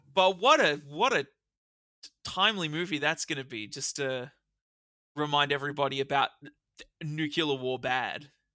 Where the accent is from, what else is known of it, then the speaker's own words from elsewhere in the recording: Australia; we're Australian